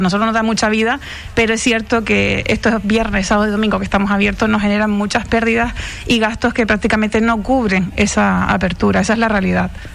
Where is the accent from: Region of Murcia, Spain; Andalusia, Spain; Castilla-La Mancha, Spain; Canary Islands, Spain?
Canary Islands, Spain; Tiscamanita?; Yo me crié en Guerime, que, que es en el campo puro